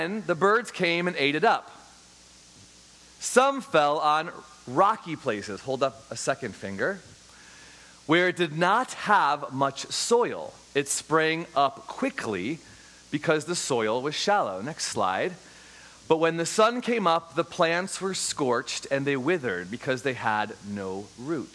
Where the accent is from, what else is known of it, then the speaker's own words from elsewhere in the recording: Chicago, Illinois, United States; I grew up in Chicago, Illinois